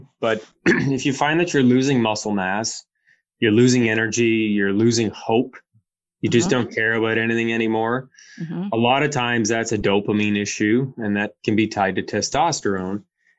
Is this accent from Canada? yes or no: yes; Windsor, Ontario, Canada; I grew up in Windsor as a kid. I had a lot of old Italian friends and their dads and their nonas and papas and all that.